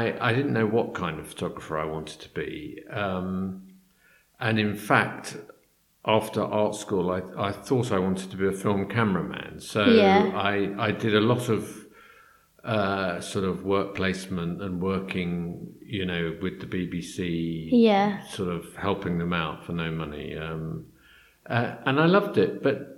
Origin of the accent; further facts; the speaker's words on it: London, United Kingdom; I grew up in London. Yeah. And I've lived in London all my life, really